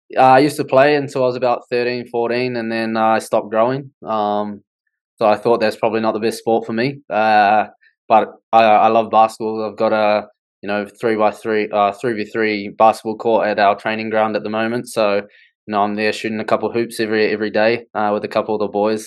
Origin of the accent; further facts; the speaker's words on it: Wellington, New Zealand; I'm from Wellington